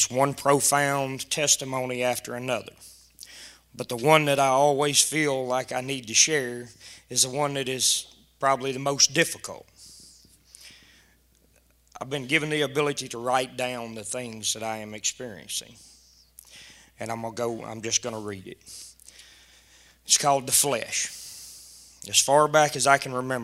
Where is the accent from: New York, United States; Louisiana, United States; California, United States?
Louisiana, United States; South; now in Doyline, United States; I'm from Doyleene. I'm originally from South Louisiana.